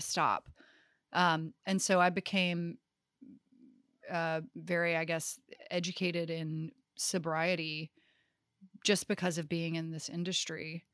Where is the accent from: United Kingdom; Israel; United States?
United States; Greensboro, North Carolina; I grew up in Greensboro, North Carolina